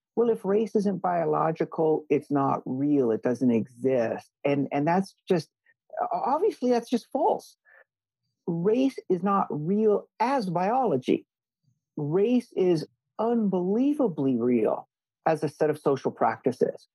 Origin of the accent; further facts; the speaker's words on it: Hawaii, United States; moved away as an adult; also born or lived in Missouri / Princeton; I was born and raised in Hawaii along with an older brother